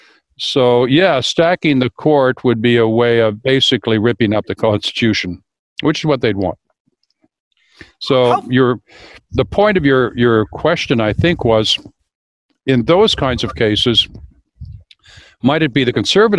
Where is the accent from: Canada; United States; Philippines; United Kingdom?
Canada; Well, speaking as a Canadian, I mean, Canada was the first authentically counter-revolutionary state, right?